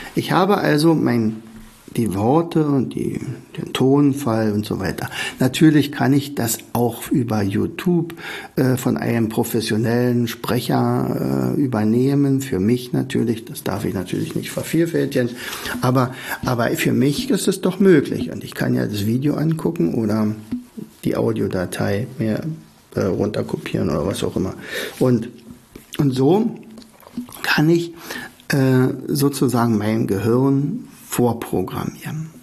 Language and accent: German; Oderberg, Brandenburg, Germany; moved away; in meinem Heimatort Oderberg